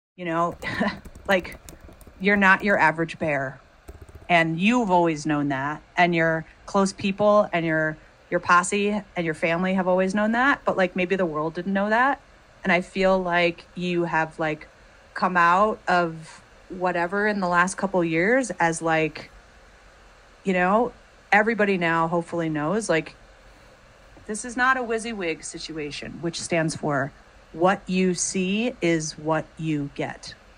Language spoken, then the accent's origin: English; United States; I'm American